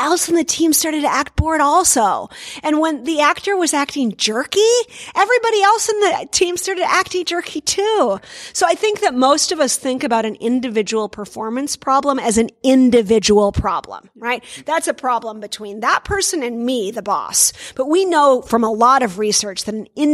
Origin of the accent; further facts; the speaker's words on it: Minnesota, United States; I come from Minnesota in the U.S.